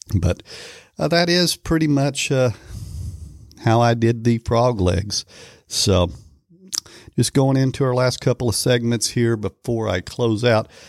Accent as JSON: {"language": "English", "region": "Oklahoma", "country": "United States", "said": "I am from Oklahoma"}